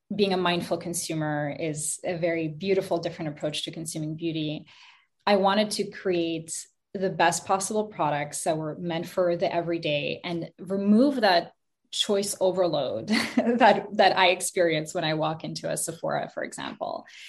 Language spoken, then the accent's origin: English; Montreal, Quebec, Canada; also born or lived in Kazakhstan; I moved to Montreal, Canada, when I was five years old with my mom. Uh, we moved from Kazakhstan